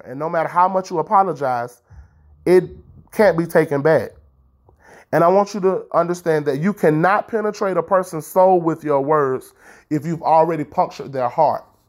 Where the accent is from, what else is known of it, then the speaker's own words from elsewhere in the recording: Tallahassee, Florida, United States; I am broadcasting live all the way from Tallahassee, Florida.